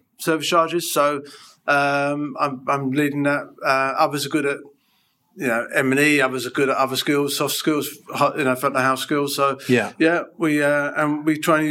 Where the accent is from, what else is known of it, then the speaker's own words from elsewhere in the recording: London, United Kingdom; I'm a guy from North London, went to a comprehensive.